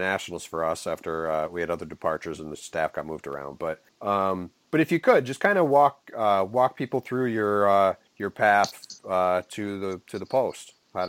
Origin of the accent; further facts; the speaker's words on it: Western New York State, United States; moved away; I grew up in Western New York State, which is like basically the eastern edge of the Midwest.